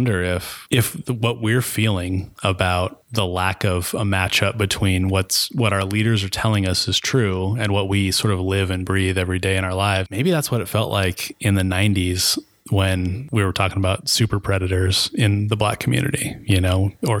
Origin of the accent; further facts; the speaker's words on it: Chattaroy, Washington, United States; I grew up in Chatteroy, Washington, where you were rich if you had a double wide trailer, right? We grew up around tremendous poverty.